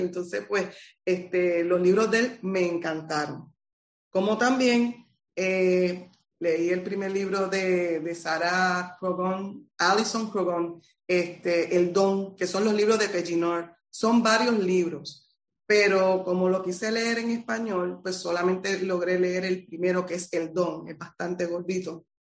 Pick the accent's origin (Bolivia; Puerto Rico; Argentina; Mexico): Puerto Rico; Utuado; moved away as an adult; now in Arecibo, Puerto Rico; soy del pueblo de Utuado, eh, pero llevo más de 30 años residiendo en el pueblo de Arecibo